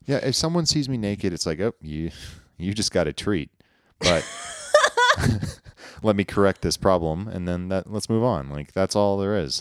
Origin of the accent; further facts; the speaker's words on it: United States; I grew up in Lake Tahoe where there's lots of ski resorts